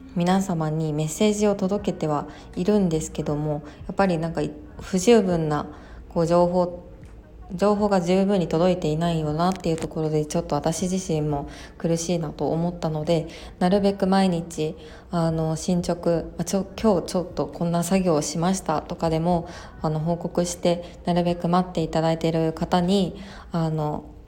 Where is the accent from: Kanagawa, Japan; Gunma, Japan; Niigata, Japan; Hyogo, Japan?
Hyogo, Japan; Kobe; 私の地元の兵庫県神戸市